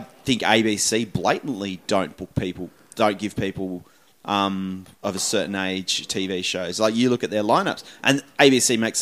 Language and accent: English; Tasmania, Australia; moved away; I'm from Tasmania